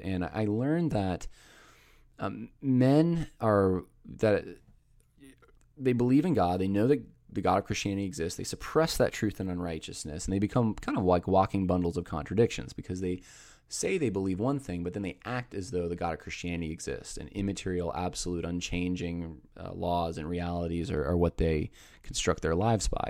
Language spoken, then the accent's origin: English; Northeast, United States; I was raised in the Northeast where Uh, it's pretty secular